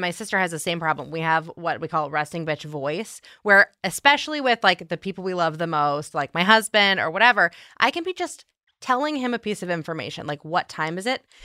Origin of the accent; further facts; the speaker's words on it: outside Chicago, Illinois, United States; accent: Midwestern; I'm from outside Chicago